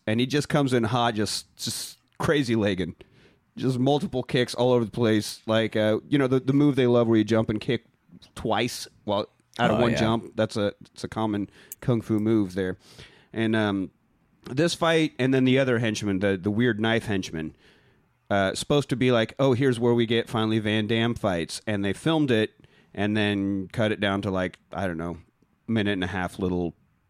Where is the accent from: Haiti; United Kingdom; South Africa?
United Kingdom; We are British.